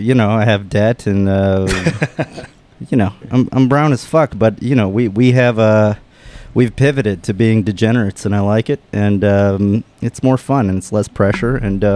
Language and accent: English; Northern Virginia, United States; I'm from outside of D.C., Northern Virginia area on the D.C.